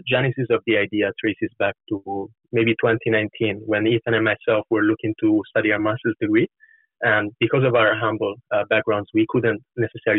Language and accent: English; Florence, Tuscany, Italy; moved away as an adult; also born or lived in London; now in United Kingdom; I was born and raised in Florence.